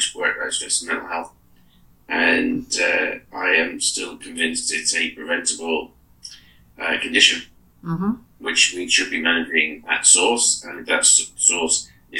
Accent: Australia; now in United Kingdom; I'm Australian

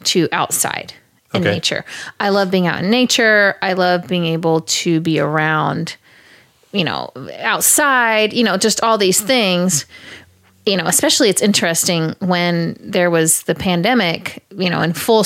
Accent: Kansas City, United States; I grew up in Kansas City

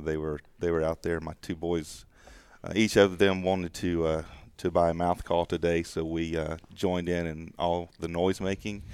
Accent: the South, United States; growing up in the South

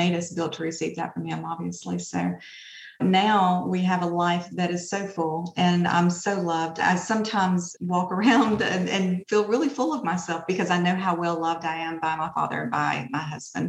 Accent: Opelika, Alabama, United States; I am from Opelika, Alabama, of course, and I grew up in a pretty hard situation most of my life.

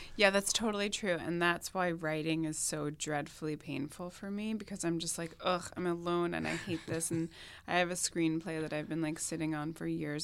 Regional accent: Long Island, New York, United States; moved away; where I grew up on Long Island

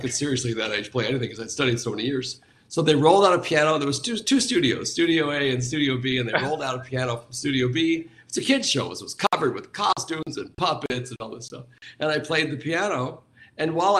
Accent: Anaheim, California, United States; I grew up near Disneyland, so this was in Anaheim.

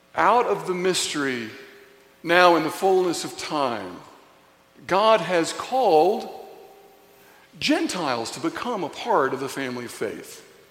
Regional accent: Signal Mountain, Tennessee, United States; growing up in Signal Mountain, Tennessee, going to Signal Mountain Elementary School on the playground

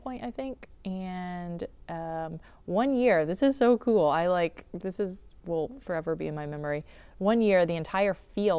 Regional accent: North Carolina, United States; So I grew up in Eastern North Carolina

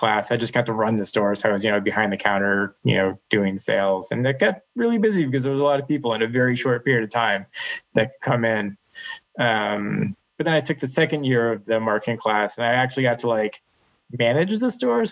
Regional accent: Western Massachusetts, United States; I grew up in Western Massachusetts, one of the bigger cities

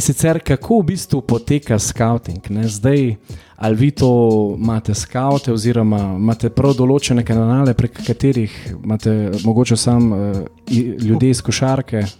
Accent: Slovenia

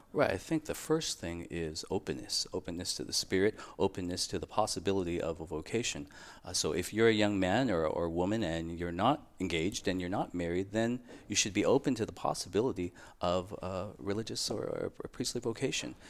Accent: San Diego, California, United States; I grew up in San Diego, California, and I entered the order in two thousand two.

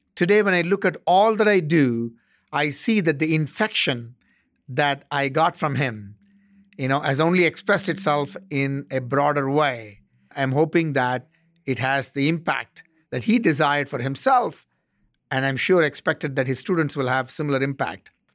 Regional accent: South India, India; moved away as an adult; also born or lived in Bangalore, India / Chennai, India / Ottawa, Canada; now in Arizona, United States; I grew up in South India

